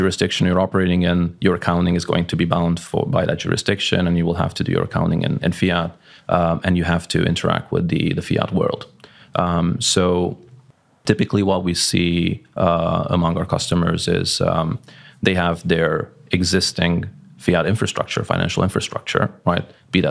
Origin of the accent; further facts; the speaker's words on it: Hungary; English is a second language; now in Malaga, Spain; So I'm based in Malaga, Spain. Yeah. I'm originally Hungarian.